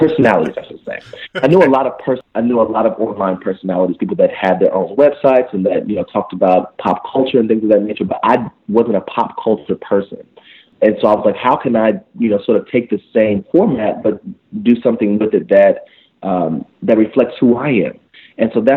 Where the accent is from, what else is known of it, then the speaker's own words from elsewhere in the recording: Indiana, United States; I'm from Indiana, and I was the only black male musical theater major in my class